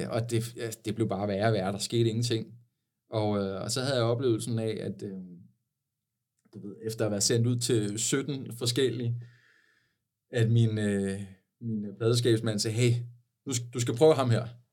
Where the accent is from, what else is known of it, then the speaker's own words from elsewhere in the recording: Sakskøbing, Zealand, Denmark; fra Saxkøbing, hvor jeg voksede op.